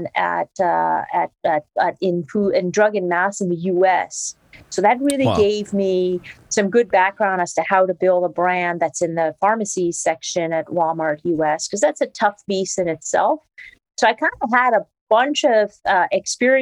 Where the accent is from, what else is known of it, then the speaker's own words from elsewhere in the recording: Quebec, Canada; first language French; English is a second language; moved away as an adult; also born or lived in Toronto; I'm French Canadian, so I kind of grew up with the French culture, not speaking too much English, went to McGill